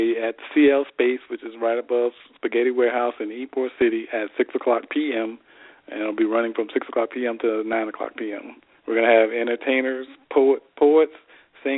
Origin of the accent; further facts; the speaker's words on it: Tampa, Florida, United States; moved away as an adult; also born or lived in Maryland; Tampa's my hometown